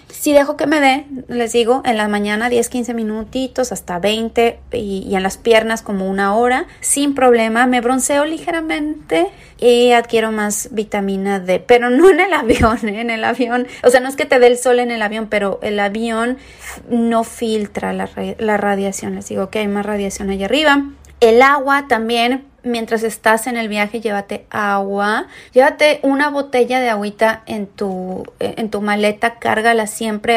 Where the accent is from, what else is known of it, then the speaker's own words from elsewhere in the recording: Mexico; moved away as an adult; now in San Diego, United States; soy mexicana, toda mi vida eh, viví prácticamente ahí, llevo aquí en Estados Unidos solamente cinco años, yo vivo en San Diego, California